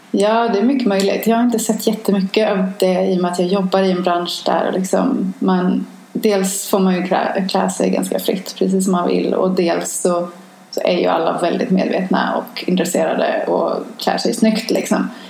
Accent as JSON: {"language": "Swedish", "country": "Sweden", "moved": "as an adult", "lives_now": "New York, United States", "said": "som svensk och som europé"}